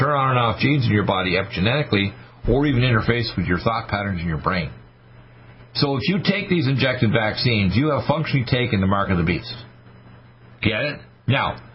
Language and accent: English; United States; We're Americans